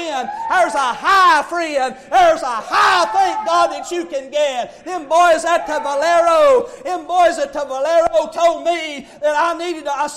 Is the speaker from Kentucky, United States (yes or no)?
yes; Bug Tussle, Kentucky, United States; I was born and raised in Bug Tussle, saved by grace in Bug Tussle, Kentucky